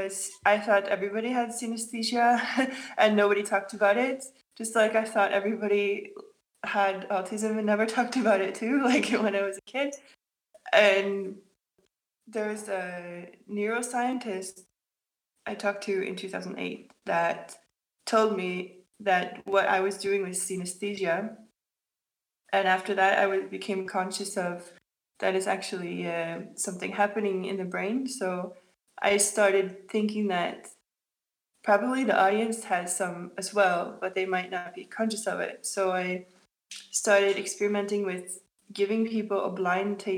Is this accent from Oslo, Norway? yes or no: yes; Oslo, Norway; I'm from Oslo